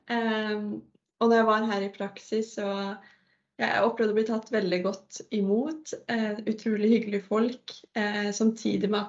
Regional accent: Svarstad, Vestfold, Norway; moved away as an adult; now in Narvik, Norway; Jeg kommer fra Svarstad, en liten plass i Larvik kommune. Ja, og jeg har flytta til Narvik nå i høst sammen med Ingrid Cecilie.

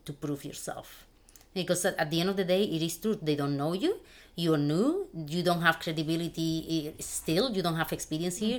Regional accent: Spain; moved away as an adult; now in United States; I was born and raised in Spain in a very humble family

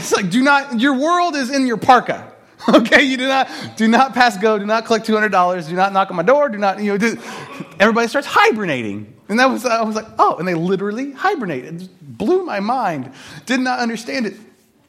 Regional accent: Kokomo, Indiana, United States; I grew up in Kokomo, Indiana.

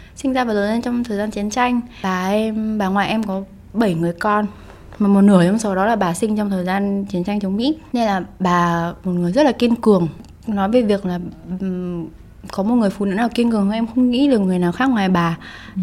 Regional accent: Hanoi, Vietnam; first language Vietnamese; quê mình ở Hà Nội

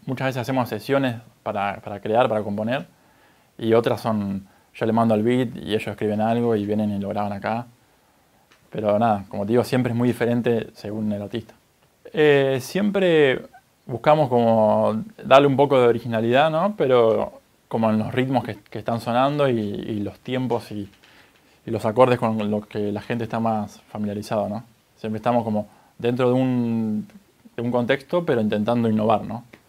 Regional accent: Necochea, Buenos Aires Province, Argentina; Yo soy de Necochera, una ciudad costera, acá de la provincia de Buenos Aires

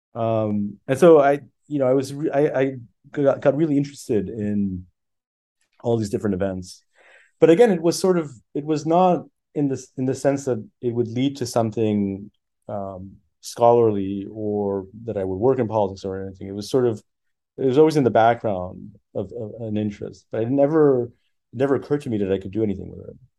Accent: Miami Beach, Florida, United States; first language French; English is a second language; also born or lived in Paris, France; I grew up actually in Miami Beach

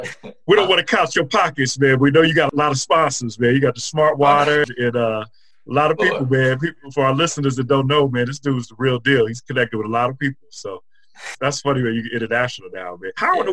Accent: Chicago, Illinois, United States; moved away; I'm originally from Chicago

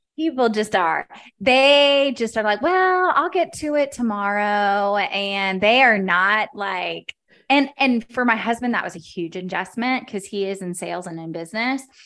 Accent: Dallas, Texas, United States; moved away as an adult; also born or lived in Baltimore, Maryland; now in Kansas City, United States; I was born and raised in Dallas.

